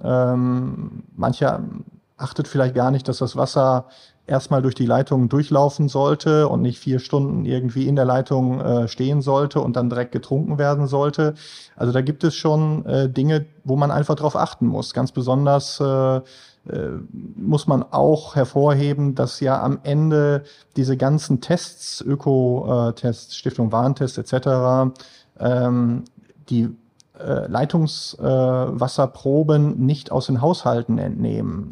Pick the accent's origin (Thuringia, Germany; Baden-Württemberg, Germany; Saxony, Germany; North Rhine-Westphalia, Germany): North Rhine-Westphalia, Germany; Münster; now in Essen, Germany; ich bin äh, ursprünglich äh, in Münster groß geworden